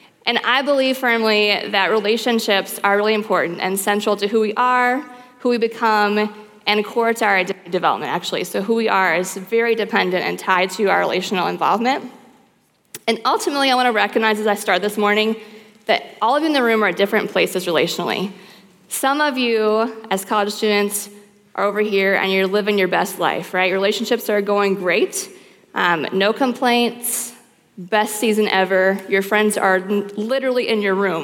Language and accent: English; the South, United States; moved away; I grew up in the South